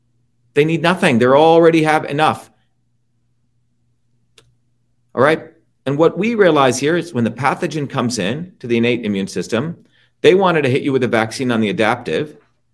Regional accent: New Jersey, United States; now in Boston, United States; That's all we did growing up in Jersey. First time I ever heard of allergies was when I came to Boston.

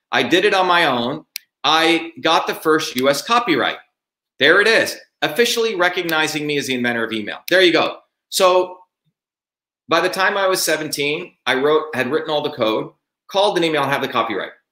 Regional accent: Newark, New Jersey, United States; as a 14-year-old kid, when I was growing up in Newark, New Jersey, I was working as a research fellow in um, Newark, New Jersey.

